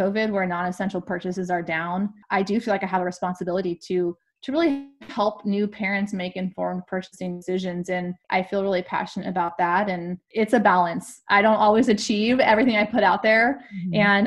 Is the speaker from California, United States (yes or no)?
yes; California, United States; I'm also from California